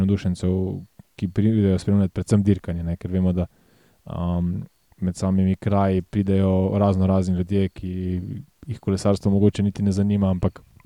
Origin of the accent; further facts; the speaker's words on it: Slovenia; Slovenci smo